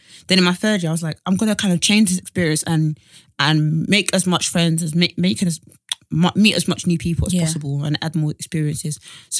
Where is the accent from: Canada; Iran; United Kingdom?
United Kingdom; Essex, East of England; I'm from Essex